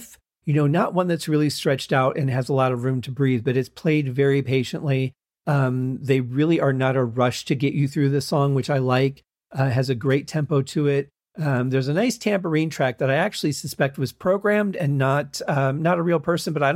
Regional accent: Michigan, United States; I was growing up in Michigan

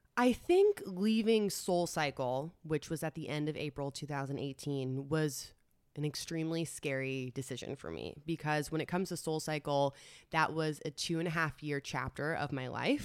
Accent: New York City, New York, United States; moved away as an adult; also born or lived in Los Angeles; Grew up in New York City. I'm a New Yorker. Tried and true.

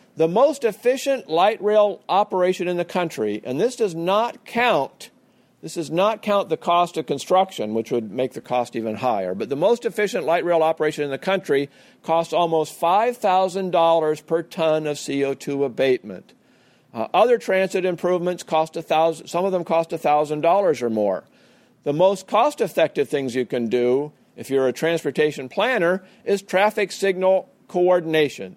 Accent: Portland, Oregon, United States; I couldn't see Mount Hood from my hometown of Portland, Oregon

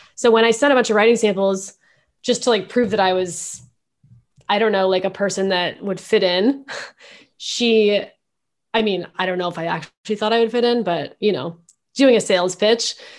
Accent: Mountain View, California, United States; moved away as an adult; also born or lived in San Francisco; now in New York, United States; I grew up in Mountain View

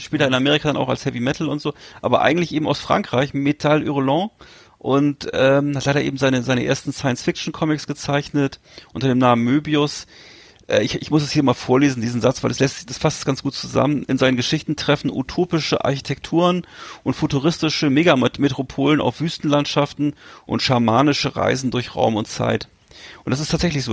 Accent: Germany; als Deutsche

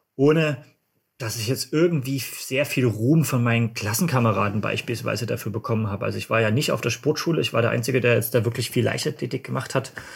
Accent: Dresden, Saxony, Germany; ich komme aus Dresden, das hört man wahrscheinlich auch so ein bisschen vom Akzent

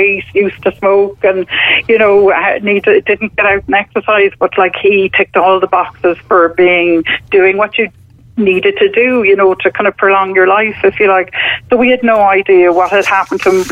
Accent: Cork, Munster, Ireland; now in Wicklow, Ireland; We're from Cork originally, both of us, but we're settled in Wicklow.

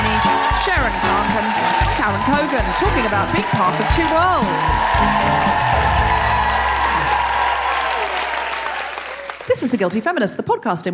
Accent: Australia; now in England, United Kingdom; when I got here, I seemed Australian to people

